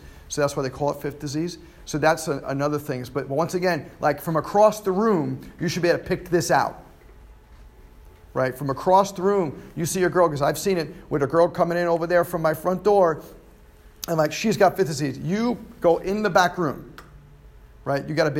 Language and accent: English; New York, United States; moved away; New York. I'm from New York. It's fifths disease. Yeah, I did. But I've been down here for almost 18 years, so I'm starting to lose that.